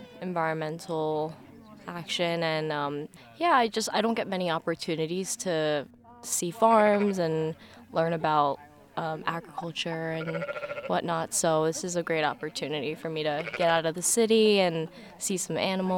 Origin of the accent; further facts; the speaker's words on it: New York City, New York, United States; I'm from Manhattan, and I'm just visiting Binghamton for the weekend.